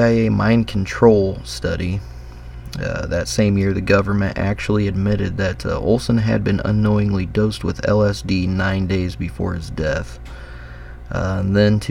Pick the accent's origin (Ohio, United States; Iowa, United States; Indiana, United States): Indiana, United States; my home state of Indiana